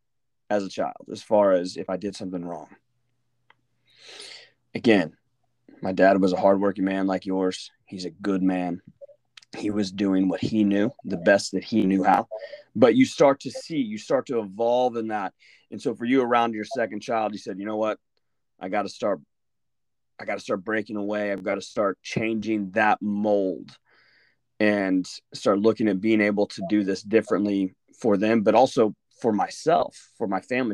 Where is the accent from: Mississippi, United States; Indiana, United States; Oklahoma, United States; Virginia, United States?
Oklahoma, United States; moved away as an adult; also born or lived in New Brunswick, New Jersey; I'm from Oklahoma.